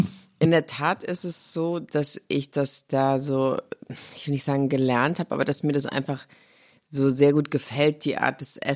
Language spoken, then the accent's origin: German; Saarlouis, Saarland, Germany; moved away as an adult; also born or lived in Los Angeles; ich komme aus Louis